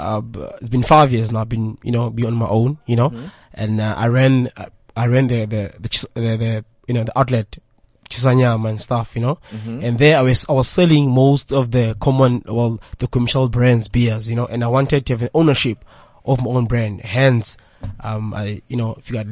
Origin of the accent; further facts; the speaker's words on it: Tembisa, Gauteng, South Africa; I'm from Tembisa